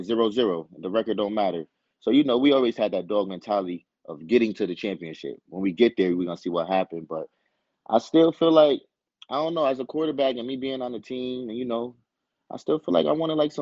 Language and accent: English; Paterson, New Jersey, United States; I'm from Patterson. I never left home.